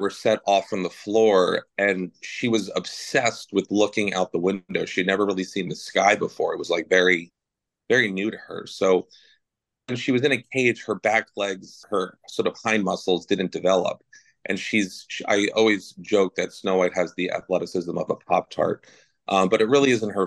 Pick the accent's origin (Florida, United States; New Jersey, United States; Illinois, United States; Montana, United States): New Jersey, United States; accent: New Jersey; my New Jersey accent comes out